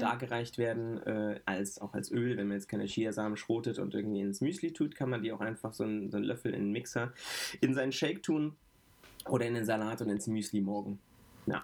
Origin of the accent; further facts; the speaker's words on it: Frankfurt, Hesse, Germany; Ich bin groß geworden in Sossenheim. Sossenheim ist ein Stadtteil von Frankfurt